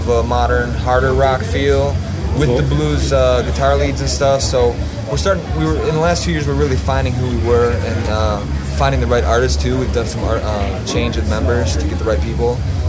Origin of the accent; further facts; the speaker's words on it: Woodhaven, Michigan, United States; Yeah, I grew up in Woodhaven.